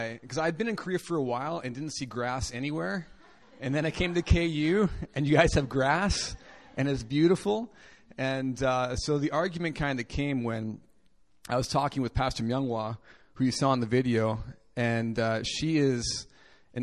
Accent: Winnipeg, Manitoba, Canada; So I'm from Canada, in case you're interested, from a city called Winnipeg.

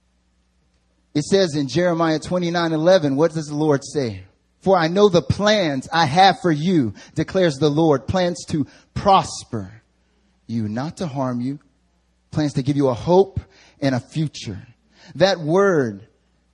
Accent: the South, United States; accent: country; now in Seoul, South Korea; I'm from the South, so I can throw on a country accent like

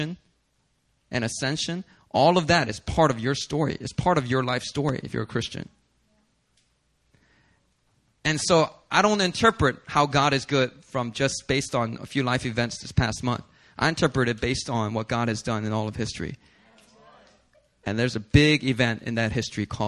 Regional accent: United States; as an American citizen, I'm praying for America.

